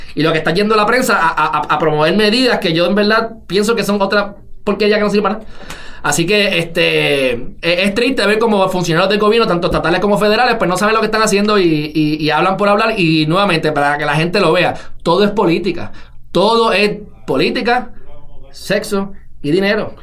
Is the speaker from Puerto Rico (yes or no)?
yes; Puerto Rico; el pueblo de Puerto Rico